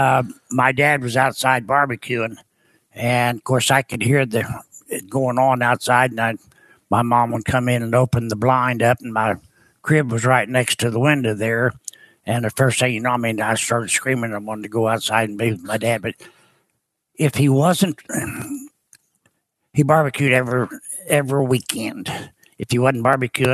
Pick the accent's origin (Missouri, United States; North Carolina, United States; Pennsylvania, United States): Missouri, United States; Cape Girardeau; now in Murphysboro, United States; Cape Girardeau, Missouri is where I was born